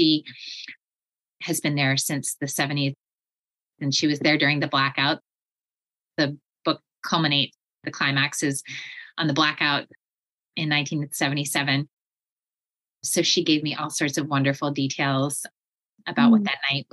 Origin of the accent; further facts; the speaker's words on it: Vermont, United States; I grew up in Vermont near the Canadian border